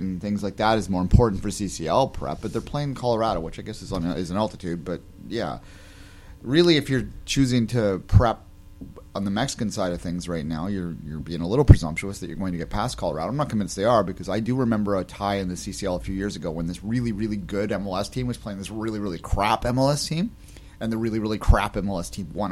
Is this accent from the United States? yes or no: no; England, United Kingdom; now in Canada; I'm English